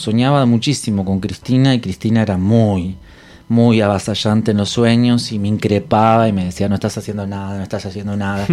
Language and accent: Spanish; Entre Ríos, Argentina; now in Buenos Aires, Argentina; yo soy de Entre Ríos